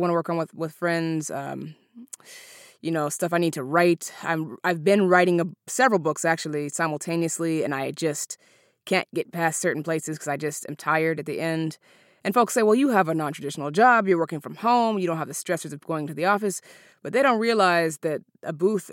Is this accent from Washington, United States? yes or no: yes; Seattle, Washington, United States; also born or lived in Alaska; My brother and I were raised in Seattle. We were born in Alaska.